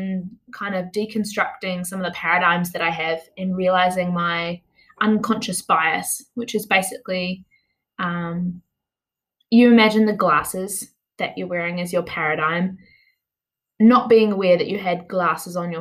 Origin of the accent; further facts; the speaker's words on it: New Zealand; I'm from Aotearoa, New Zealand